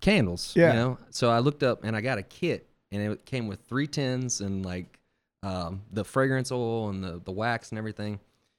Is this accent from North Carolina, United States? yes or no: no; Bay St. Louis, Mississippi, United States; Yeah, I'm from Bay St. Louis.